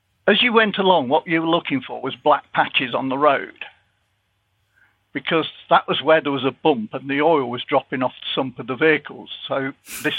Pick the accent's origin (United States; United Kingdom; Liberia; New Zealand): United Kingdom; Leicester, East Midlands; I come from Leicester